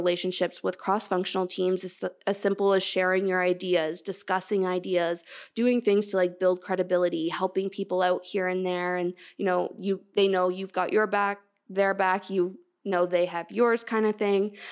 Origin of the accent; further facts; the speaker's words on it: Canada; I'm Canadian